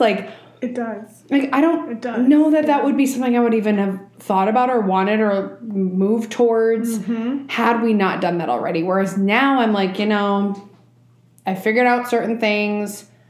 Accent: Minnesota, United States; also born or lived in Colombia; as a Colombian, being a Minnesotan, being non Spanish speaking

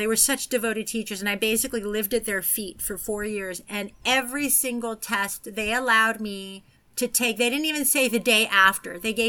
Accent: San Francisco, California, United States; accent: American; And I grew up in San Francisco

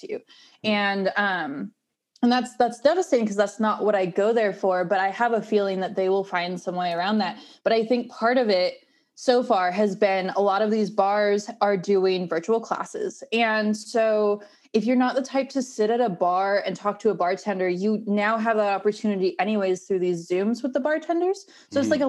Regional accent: Northern California, United States; now in Denver, United States; I grew up in Northern California

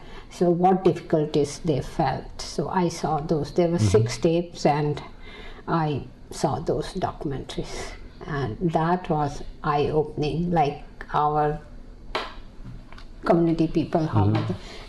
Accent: India; moved away as an adult; also born or lived in Kuwait; now in Philadelphia, United States; growing up in India, in my house, we never talked about Asian issues.

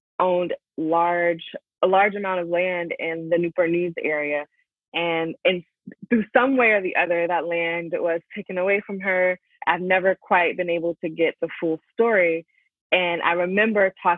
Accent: Hampton, Virginia, United States; moved away as an adult; growing up in the Hampton Roads

